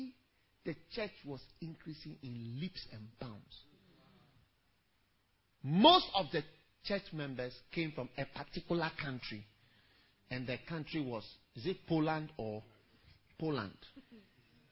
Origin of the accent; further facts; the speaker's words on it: Ghana; also born or lived in Switzerland; exactly half Swiss as I am half Ghanaian